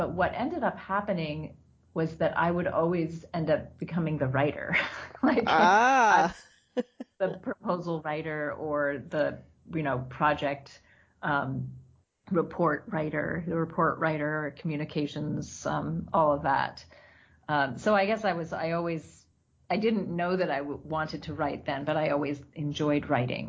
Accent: outside of Boston, Massachusetts, United States; moved away as an adult; also born or lived in Tanzania / Myanmar; now in Italy; where I grew up outside of Boston, it was very homogenous

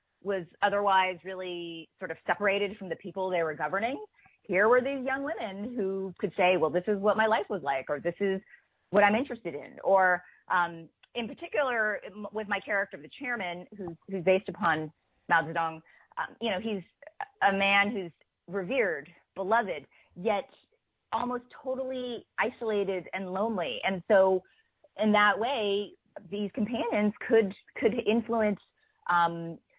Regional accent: United States; born or raised there

